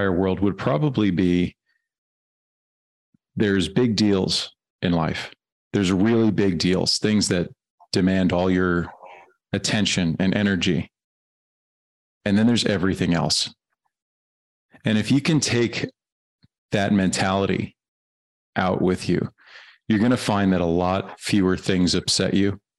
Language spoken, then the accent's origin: English; New York, United States; also born or lived in Germany; I'm from New York, but I lived in Germany for 6 years.